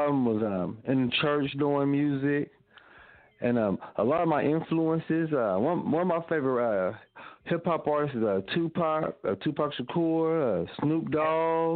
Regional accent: Evansville, Indiana, United States; born or raised there

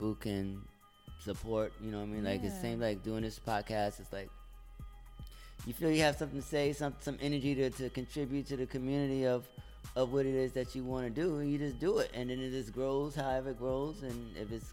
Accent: New York, United States; I'm from New York

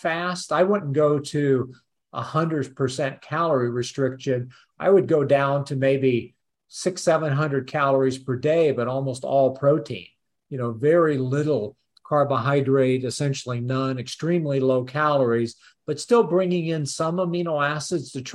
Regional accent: Peoria, Illinois, United States; also born or lived in Champaign, Illinois; I grew up over around Peoria

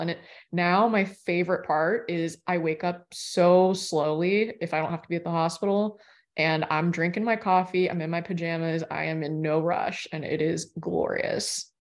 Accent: Florida, United States; I grew up in Florida

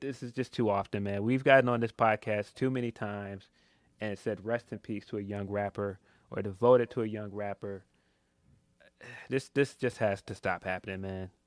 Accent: Chicago, Illinois, United States; I'm from Chicago

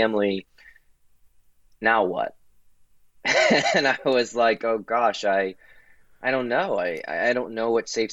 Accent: Baton Rouge, Louisiana, United States; now in Washington, D.C., United States; But I'm originally from Baton Rouge, Louisiana. I currently live in Washington, D.C., but my whole upbringing was in the Deep South

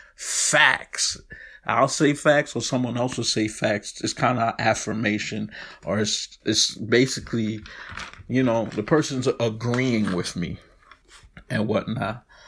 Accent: New York City, New York, United States; I'm from Brooklyn

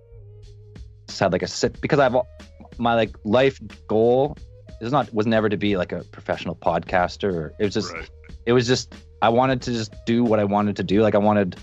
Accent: Canada; I'm from Canada.

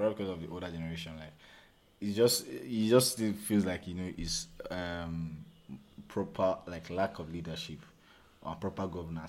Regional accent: Osun, Nigeria; I'm from Osun State.

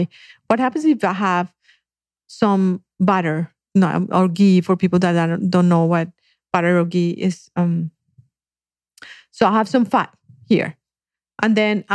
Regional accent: Colombia; moved away; I grew up in Colombia

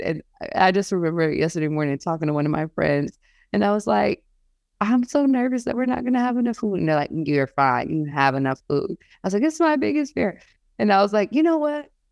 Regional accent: New York, United States; moved away as an adult; now in Oregon, United States; we live in Oregon, and I'm from New York

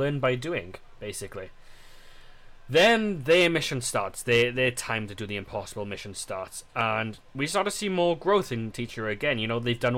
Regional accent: United Kingdom; us as British people

